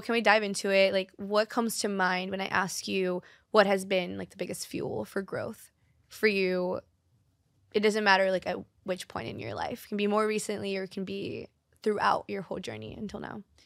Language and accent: English; Brazil; born or raised there; moved away